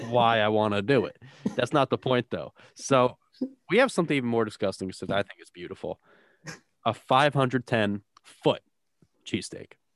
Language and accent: English; New Jersey, United States; I'm from South Central